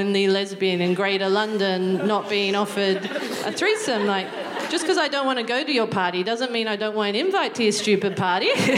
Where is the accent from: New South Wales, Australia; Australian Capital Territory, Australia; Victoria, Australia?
New South Wales, Australia; Newcastle; moved away as an adult; now in United Kingdom; I'm from Newcastle, which is just north of Sydney